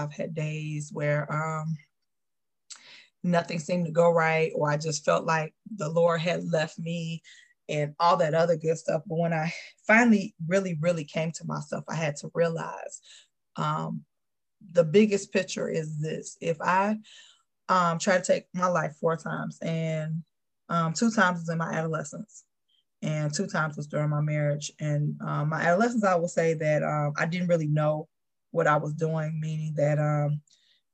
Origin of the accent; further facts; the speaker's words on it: Chicago, Illinois, United States; I am Chicago born and bred